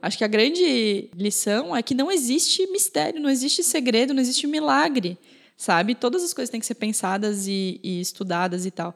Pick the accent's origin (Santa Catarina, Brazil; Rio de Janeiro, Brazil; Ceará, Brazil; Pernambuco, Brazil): Santa Catarina, Brazil; Blumenau; Agora a gente é de Blumenau, aqui em Santa Catarina